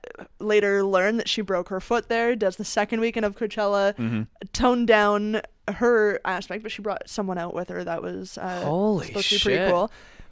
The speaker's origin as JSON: {"language": "English", "country": "Canada"}